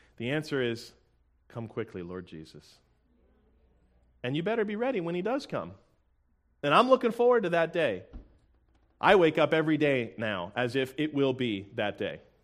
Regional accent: Tampa, Florida, United States; I'm from Tampa, Florida

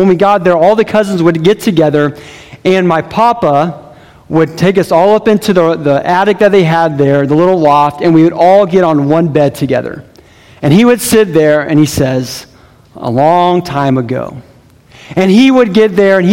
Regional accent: South Carolina, United States; As a young kid, I grew up in South Carolina with my parents

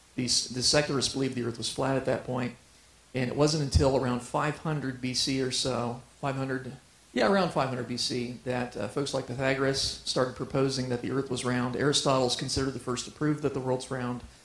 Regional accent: Ohio, United States; now in Colorado Springs, United States; I grew up in Ohio.

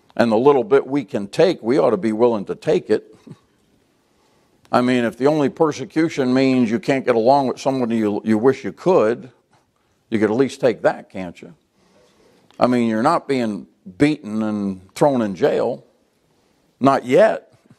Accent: United States; American Christians

